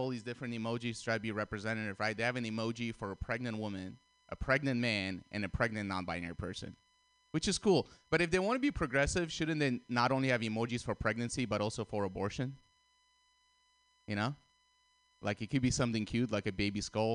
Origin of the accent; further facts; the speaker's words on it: Russia; moved away; I grew up in Russia